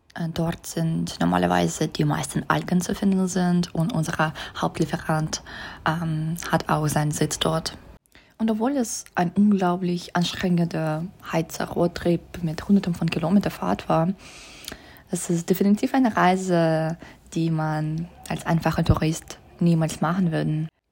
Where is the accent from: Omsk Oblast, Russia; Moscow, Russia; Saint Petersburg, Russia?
Saint Petersburg, Russia; German is a second language; moved away as an adult; now in Munich, Germany; Ich komme aus St. Petersburg, Russland